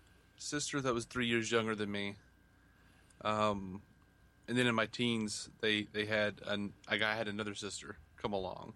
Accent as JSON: {"language": "English", "town": "Montgomery", "region": "Alabama", "country": "United States", "said": "Montgomery, Alabama."}